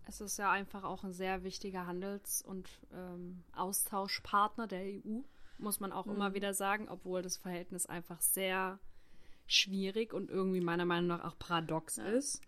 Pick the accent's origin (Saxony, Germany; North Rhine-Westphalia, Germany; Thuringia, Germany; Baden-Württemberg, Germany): Saxony, Germany; moved away as an adult; also born or lived in Stuttgart / Hamburg / Hanover; ich bin in Sachsen aufgewachsen